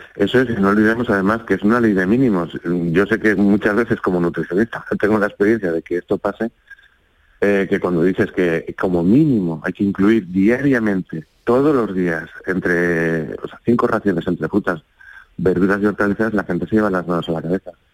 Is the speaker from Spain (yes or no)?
yes; Spain; nosotros como españoles